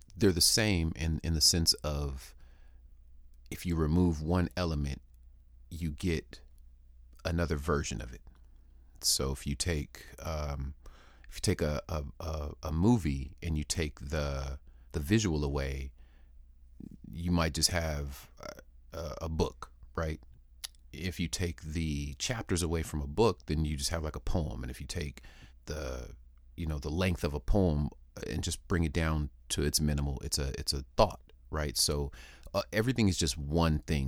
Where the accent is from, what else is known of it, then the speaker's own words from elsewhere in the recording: San Diego, California, United States; also born or lived in Würzburg, Germany; I'm from Würzburg, Germany, in birth, but I grew up here on the West Coast, San Diego, California primarily.